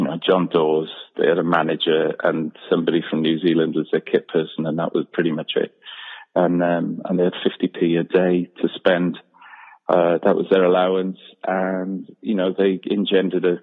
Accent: Wales, United Kingdom; being such a absolutely terrible, biased, bitter Welshman

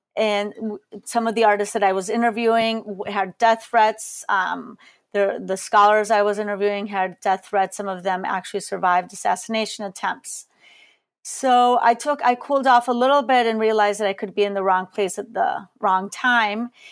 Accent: Colombia; moved away; also born or lived in Chicago, United States; I am Colombian. I was born in Colombia

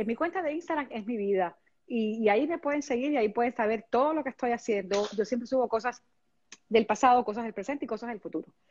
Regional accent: Havana, Cuba; moved away; soy cubana hasta que me muera y este y Cuba es parte de parte de mi vida y este y yo creo que en algún momento eh, no sé cuándo se pueda eh, en algún momento viviré en, mi ciudad otra vez en La Habana

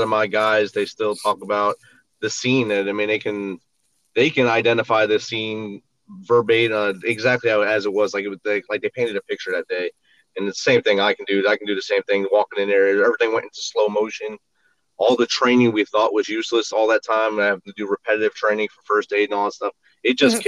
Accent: Jersey City, New Jersey, United States; moved away as an adult; I'm originally from Jersey City, New Jersey

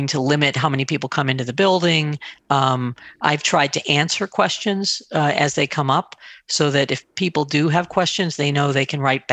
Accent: on the border of New Hampshire, Massachusetts, United States; I grew up in Massachusetts, just on the border of New Hampshire

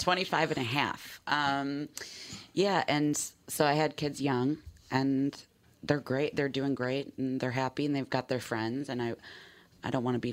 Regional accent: Villa Park, Illinois, United States; I just moved to an area by O'Hare Airport, so just a few towns over. I grew up in Villa Park.

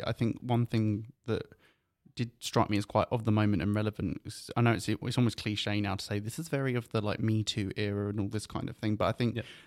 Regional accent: United Kingdom; I say this as a British person

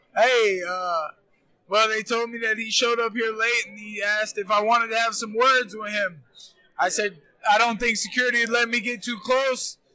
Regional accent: Florida, United States; we're both Florida boys

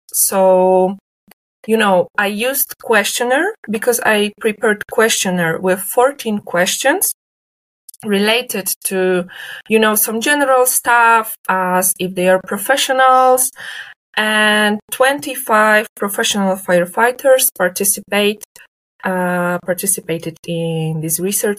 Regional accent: Leszno, Greater Poland, Poland; Now it's Leszno because now I'm in my hometown

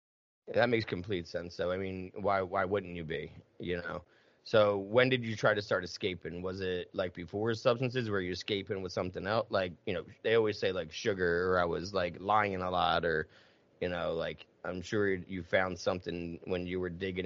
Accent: Southern United States, United States; Yeah, I'm from the South.

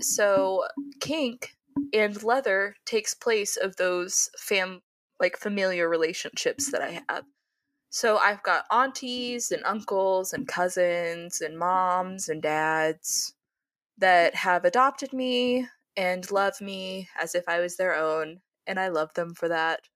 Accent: Oklahoma, United States; I'm from Oklahoma

